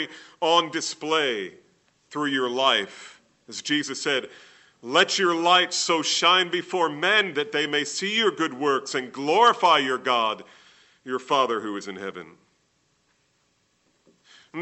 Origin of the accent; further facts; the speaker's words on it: New Jersey, United States; I grew up in New Jersey